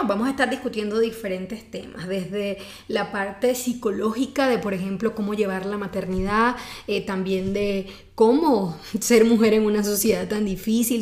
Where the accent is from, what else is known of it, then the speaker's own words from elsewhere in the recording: Venezuela; now in Mexico City, Mexico; soy venezolana y aquí en Ciudad de México hice mi subespecialidad